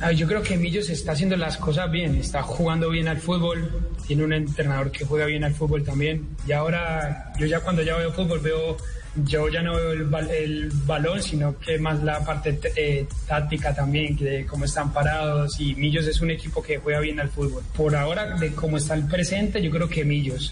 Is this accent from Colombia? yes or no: yes; Colombia; moved away; en Colombia tenemos mucho talento